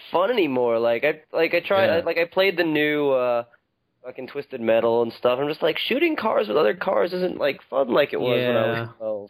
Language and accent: English; East Coast, United States; I'm from the East Coast.